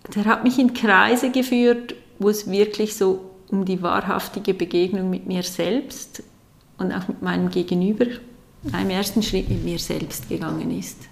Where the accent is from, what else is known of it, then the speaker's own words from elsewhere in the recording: Aargau, Switzerland; Ich bin aufgewachsen mit zwei Geschwistern in einer normalen Familie, sage ich jetzt mal, in einem kleinen Dorf im Aargau